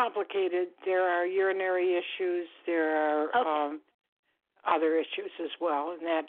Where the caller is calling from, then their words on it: Florida, United States; I'm calling from Florida.